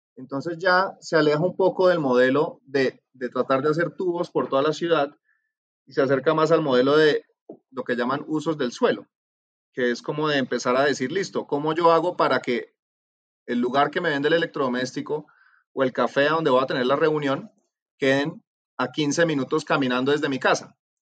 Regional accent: Cali, Valle del Cauca, Colombia; moved away; also born or lived in California; yo soy de Cali, obviamente por el acento

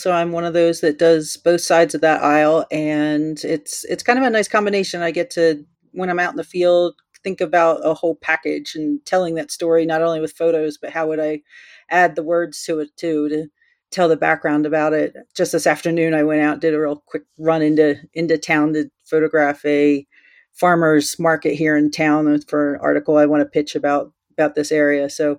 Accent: East Coast, United States; now in Colorado, United States; I grew up out in the East Coast. I did a lot of, as I could, you know, got my driver's license, I would go into the city and photograph some of the buildings over there. But once I moved out to Colorado

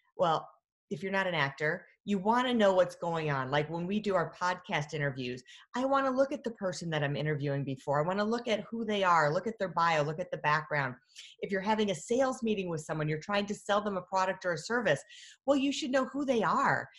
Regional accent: Michigan, United States; I'm from Michigan, Great Lakes

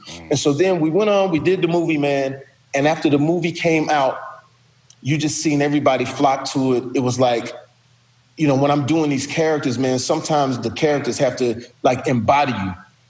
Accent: Texas, United States; I'm straight from Texas, Steve. I didn't know L.A.

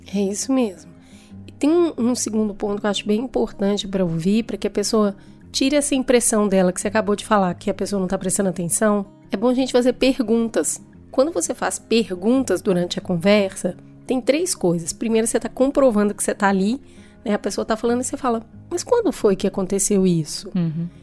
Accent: Hortolândia, São Paulo, Brazil; eu sou de Hortolândia

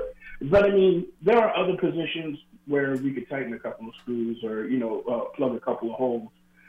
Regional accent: South Carolina, United States; I'm from South Carolina, so I watched the Tigers play, and I remember that team.

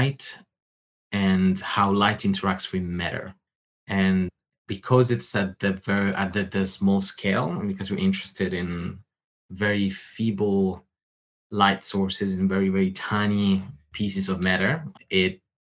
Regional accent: Rome, Lazio, Italy; I grew up in Rome, I would say. Technically not the center

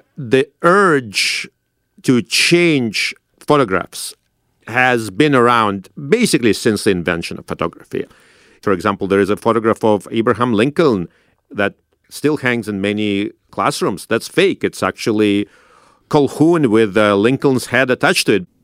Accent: Saint Petersburg, Russia; now in United States; I grew up in St. Petersburg in Russia

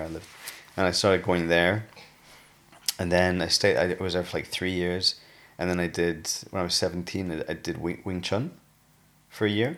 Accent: United Kingdom; also born or lived in Newcastle / Sheffield; I grew up in Newcastle and Sheffield.

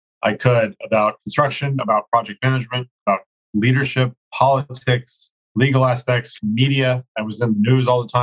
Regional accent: New York City, New York, United States; I grew up in New York City

